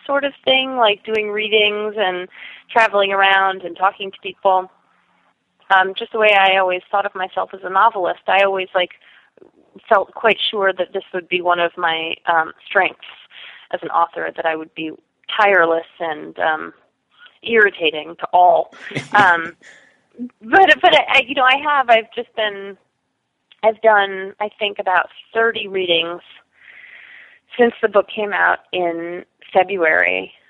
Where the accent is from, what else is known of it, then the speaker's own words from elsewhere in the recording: New York City, New York, United States; also born or lived in Oberlin, Ohio / Madison, Wisconsin; I grew up on the Upper West Side in Manhattan